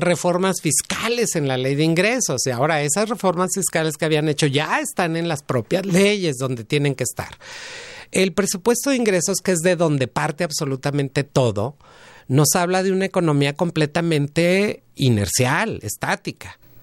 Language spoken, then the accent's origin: Spanish; Mexico